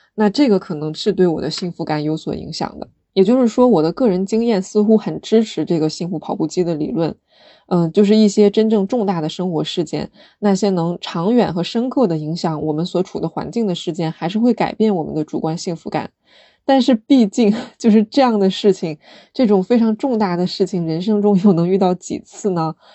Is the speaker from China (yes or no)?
yes; China; 我们生在中国